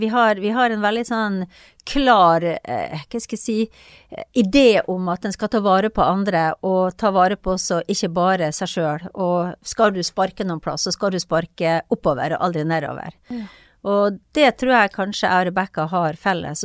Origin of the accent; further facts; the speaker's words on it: Kristiansund, Møre og Romsdal, Norway; moved away as an adult; also born or lived in Bergen; Jeg kom fra Kristiansund, og der er verden litt sånn sort-hvitt. Og så kom jeg til Bergen